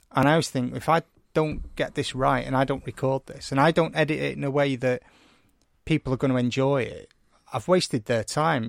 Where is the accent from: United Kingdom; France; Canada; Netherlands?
United Kingdom; St Helens and Wigan, North West England; I come from Saint Helens and Wigan